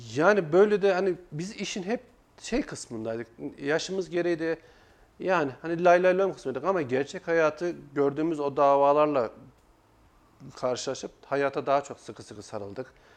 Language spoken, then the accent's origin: Turkish; Kayseri Province, Turkey; ben 1985 Kayseri doğumluyum